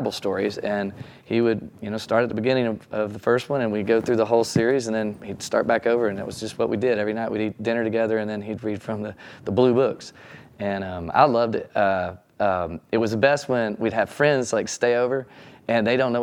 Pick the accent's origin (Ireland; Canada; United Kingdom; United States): United States; Texarkana, Texas; I grew up in Texarkana, Texas